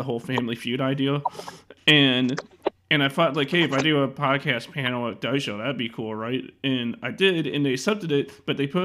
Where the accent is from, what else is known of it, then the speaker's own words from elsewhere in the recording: Chicago, Illinois, United States; I'm from Chicago